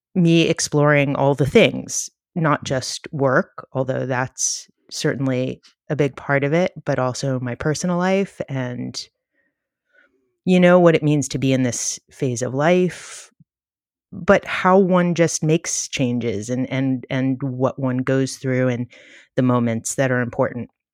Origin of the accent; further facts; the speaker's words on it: New York City, New York, United States; I grew up in the Bronx, and I'm, like, from a very liberal Jewish family in Co-op City in the Bronx